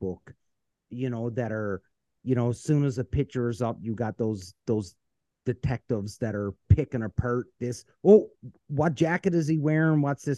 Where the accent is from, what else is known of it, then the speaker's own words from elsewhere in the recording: Canada; as a Canadian